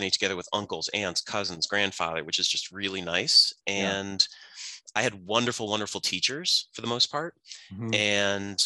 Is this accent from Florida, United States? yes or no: no; Scranton, Pennsylvania, United States; moved away; I grew up in Scranton, Pennsylvania, which is in Northeast PA